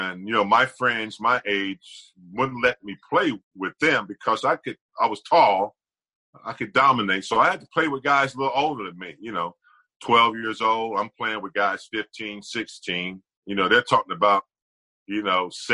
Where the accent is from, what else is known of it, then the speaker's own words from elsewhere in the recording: Gastonia, North Carolina, United States; moved away as an adult; now in Los Angeles, United States; I grew up in a very small town. You know, I am from the South, country, dirt road, man